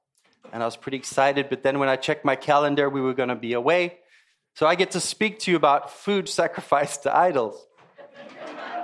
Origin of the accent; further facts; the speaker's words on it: South Africa; also born or lived in Zimbabwe; It used to be called Rhodesia, now it's called Zimbabwe. And then I grew up in South Africa, actually.